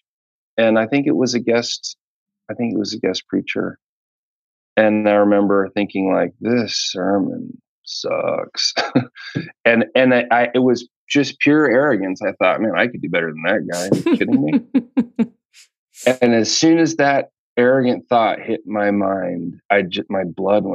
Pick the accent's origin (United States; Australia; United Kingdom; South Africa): United States; Wheaton, Illinois; I'm from Wheaton, Illinois. And I went to Wheaton College. My dad worked at Wheaton College for his 30-year career.